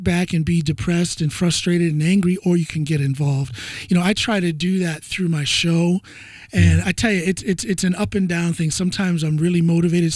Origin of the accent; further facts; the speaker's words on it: Norton, Ohio, United States; moved away as an adult; now in Norway; I'm from Ohio as well.